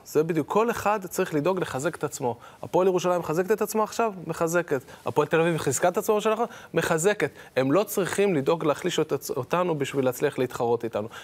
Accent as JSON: {"language": "Hebrew", "country": "Israel", "said": "יש לי אינטרס כישראלי"}